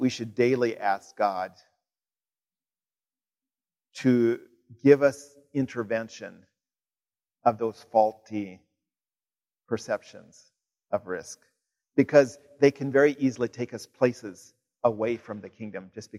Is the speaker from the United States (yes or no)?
yes; Kansas, United States; moved away; my home state of Kansas